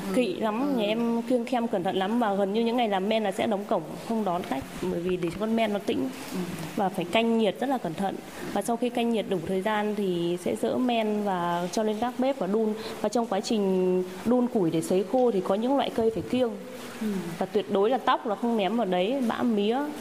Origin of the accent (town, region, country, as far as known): Thach Kiet, Phú Thọ, Vietnam; born or raised there